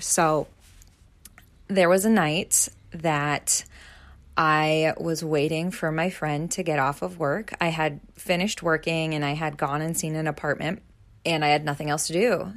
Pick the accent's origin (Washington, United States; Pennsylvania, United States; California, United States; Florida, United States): Pennsylvania, United States; moved away as an adult; now in New York City, United States; my hometown life in Pennsylvania